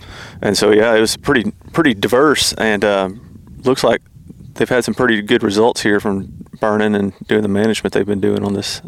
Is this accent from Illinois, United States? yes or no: no; North Alabama, United States; I'm a forester from North Alabama